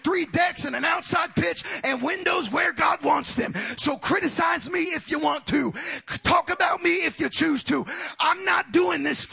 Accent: Oxnard, California, United States; as a kid growing up on Jackson Street in South Oxnard, California, just outside of Los Angeles

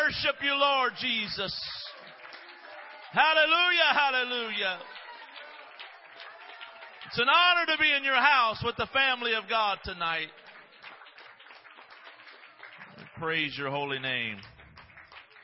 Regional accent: Midwest, United States; I'm from the Midwest

